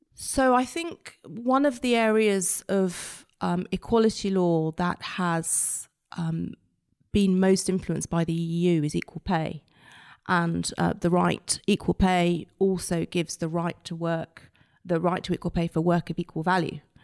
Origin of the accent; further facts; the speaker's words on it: United Kingdom; our input as British lawyers, um, as British judges